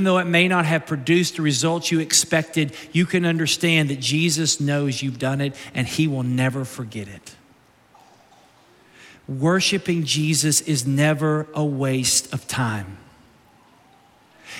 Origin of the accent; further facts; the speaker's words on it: Somerset, Kentucky, United States; now in Naples, United States; I was born in Somerset, Kentucky. I lived there off and on as a child